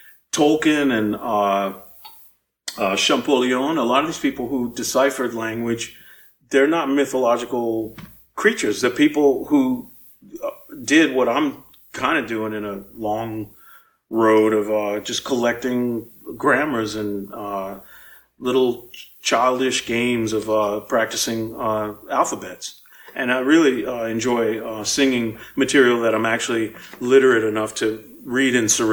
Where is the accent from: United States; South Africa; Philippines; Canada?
United States; New Orleans, Louisiana; also born or lived in Boston; I was a kid living uptown. I was born in Treme, but I moved uptown when I was 4, and I grew up in the River Bend area in Pigeon Town